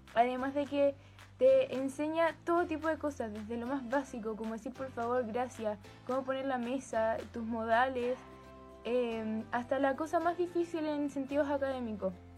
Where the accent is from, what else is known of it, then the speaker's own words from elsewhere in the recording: Santiago, Santiago Metropolitan Region, Chile; de Santiago de Chile, tengo 16 años y soy ex alumna del colegio Hualquén Montessori.